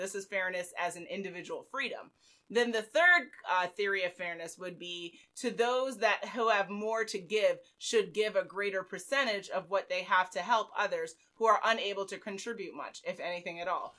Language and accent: English; United States; a Black female who is from, born and raised in America with a Caribbean heritage